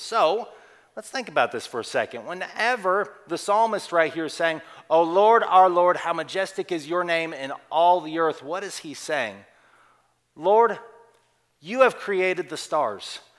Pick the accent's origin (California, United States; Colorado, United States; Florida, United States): Colorado, United States; moved away as an adult; also born or lived in Oklahoma / Texas; I grew up in Colorado